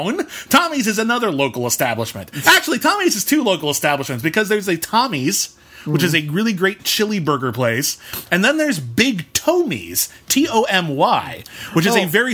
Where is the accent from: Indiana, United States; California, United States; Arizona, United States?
California, United States; Pasadena; Pasadena, which is actually my hometown. It's where I grew up, born and raised